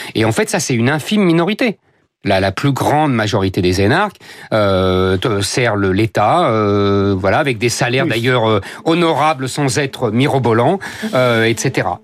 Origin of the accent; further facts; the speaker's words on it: France; on s'est tous retrouvés catholiques euh, parce qu'on est français.